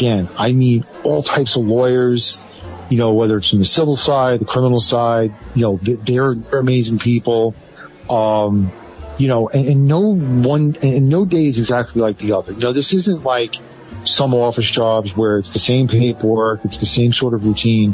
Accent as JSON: {"language": "English", "town": "New York City", "region": "New York", "country": "United States", "tie": "born or raised there", "said": "I grew up in the Bronx"}